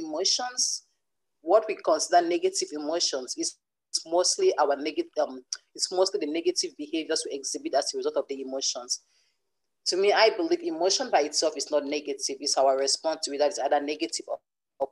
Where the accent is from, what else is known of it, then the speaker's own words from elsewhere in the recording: Cameroon; now in Canada; currently I live in Canada, but I grew up in Cameroon.